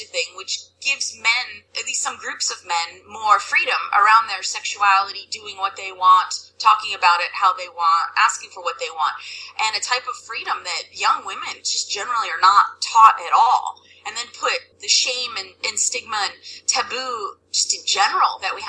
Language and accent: English; suburbs of Philadelphia, Pennsylvania, United States; I'm from Pennsylvania, suburbs of Philadelphia, and definitely kind of grew up a good girl, kind of small town thing